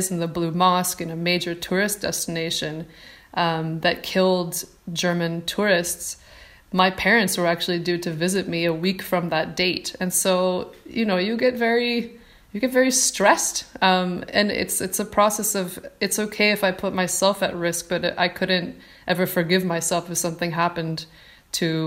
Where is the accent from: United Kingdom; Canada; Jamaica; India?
Canada; Toronto, Ontario; moved away as an adult; also born or lived in South Sudan / Turkey; now in Rome, Italy; I am originally from Toronto, Canada, and I'm currently living in Rome, Italy